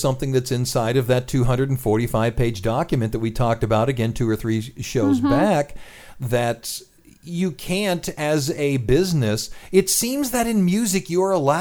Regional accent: Cleveland, Ohio, United States; moved away; my hometown of Cleveland, Ohio

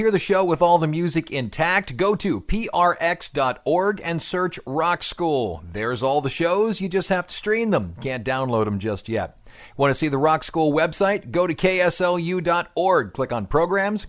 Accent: Cleveland, Ohio, United States; I grew up in Cleveland

